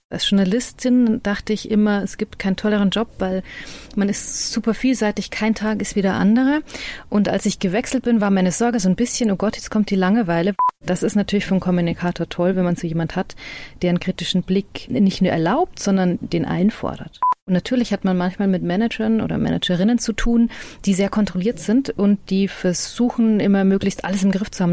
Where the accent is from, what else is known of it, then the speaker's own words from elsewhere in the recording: Freilassing, Bavaria, Germany; accent: Bavarian; moved away; ich bin ja in der Grenzregion aufgewachsen, das ist ja vorher kurz gesagt, Freilastin